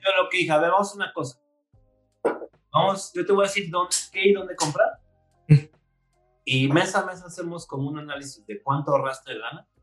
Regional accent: Mexico City, Mexico; Nací en Ciudad de México un glorioso 15 de diciembre de, del año 82

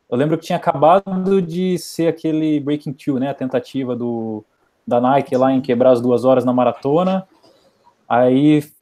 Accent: Sorocaba, São Paulo, Brazil; mas como a gente é de Sorocaba, da mesma cidade, aí eu mandei um inbox perguntando se podia ir junto, né?

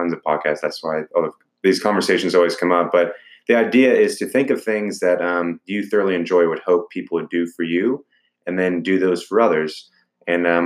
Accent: Dallas, Texas, United States; I'm from Dallas. I've lived in my entire life.

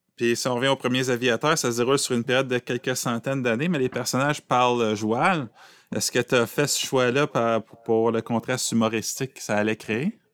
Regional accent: Aylmer, Quebec, Canada; je viens d'Elmer

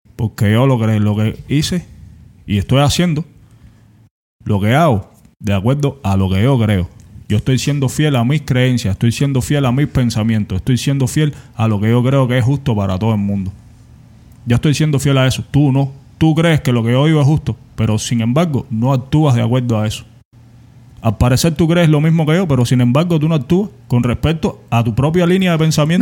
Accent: Cuba; moved away as an adult; Yo soy cubano

